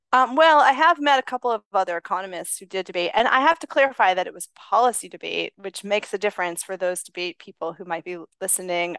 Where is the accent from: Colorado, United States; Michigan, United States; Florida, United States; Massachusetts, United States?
Massachusetts, United States; Lexington; moved away as an adult; also born or lived in Los Angeles, California; now in Princeton, United States; I grew up in Lexington, Massachusetts